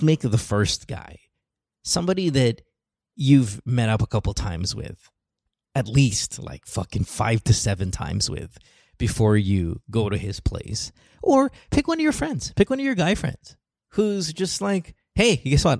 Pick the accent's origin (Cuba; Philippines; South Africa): Philippines; my growing up in the Philippines